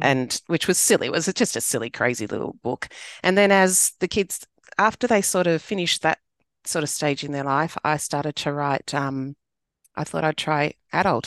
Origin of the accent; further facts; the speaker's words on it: Sydney, New South Wales, Australia; I grew up in southwest Sydney